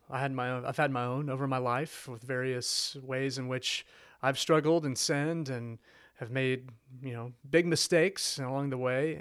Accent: Fort Worth, Texas, United States; moved away as an adult; also born or lived in Shreveport, Louisiana; I'm from Fort Worth, so this is home

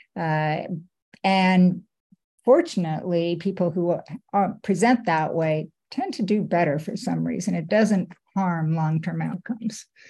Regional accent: Canada; now in United States; I work at HSS, but I'm a Canadian, and I uh, my heart is still in Canada

